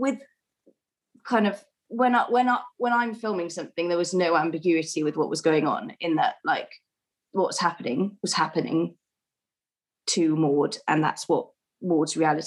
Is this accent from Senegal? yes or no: no; Wales, United Kingdom; accent: Welsh; I keep my own accent, and then Rose just heard me speaking Welsh on the phone to my sister